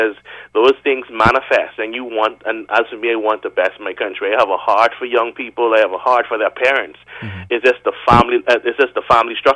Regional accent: Bahamas; for the Bahamian nature, we just know that when we get there, we like to show off

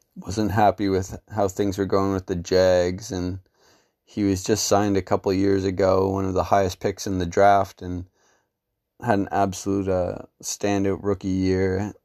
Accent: Canada; as a Canadian MMA fan

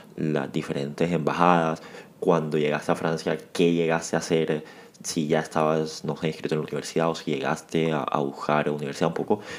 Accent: Cartagena, Bolívar, Colombia; Yo también soy de, de Cartagena

